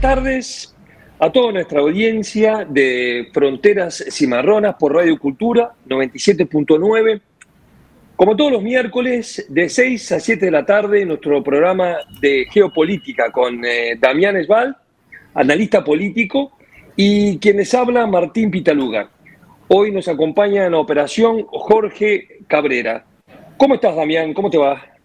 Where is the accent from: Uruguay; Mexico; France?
Uruguay; also born or lived in Madrid, Spain; now in Buenos Aires, Argentina; yo soy uruguayo